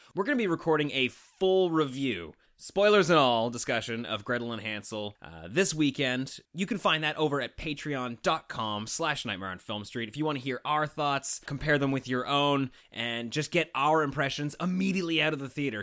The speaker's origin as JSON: {"language": "English", "country": "Canada", "said": "we're just a couple of Canadian weirdos"}